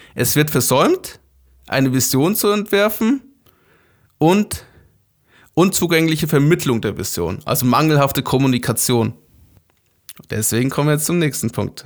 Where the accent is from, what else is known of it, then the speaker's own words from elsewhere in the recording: Germany; Wir als Deutsche